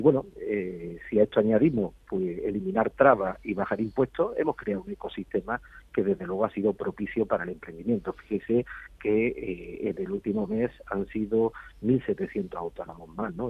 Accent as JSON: {"language": "Spanish", "region": "Andalusia", "country": "Spain", "said": "Yo, como andaluz"}